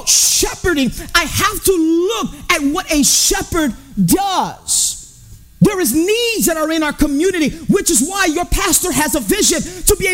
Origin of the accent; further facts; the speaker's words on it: Chicago, Illinois, United States; I grew up in Humboldt Park. I grew up in the hood.